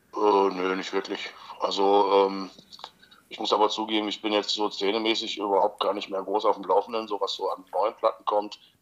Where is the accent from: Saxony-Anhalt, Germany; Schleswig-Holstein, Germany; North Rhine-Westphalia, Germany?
Saxony-Anhalt, Germany; Magdeburg; ersten FC Magdeburg, weil es halt meine Heimatstadt ist